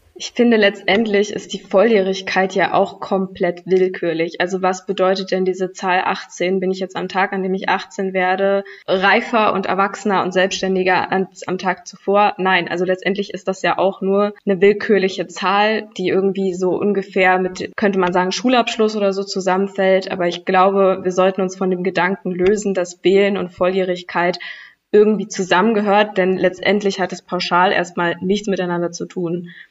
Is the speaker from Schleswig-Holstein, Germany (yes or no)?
no; Berlin, Germany; ich komme ja aus Berlin